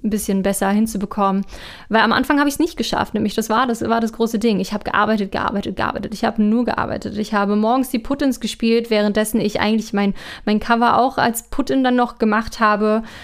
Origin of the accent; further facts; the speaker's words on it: Northern Germany, Germany; moved away as an adult; now in Austria; ich komm ja aus Norddeutschland